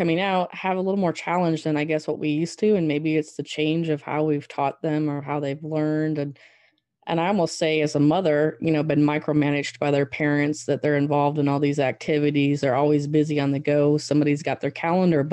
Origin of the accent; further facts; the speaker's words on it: Southwest Michigan, United States; moved away as an adult; also born or lived in Wyoming; now in Arkansas, United States; born and raised in Southwest Michigan on a mixed crop and swine operation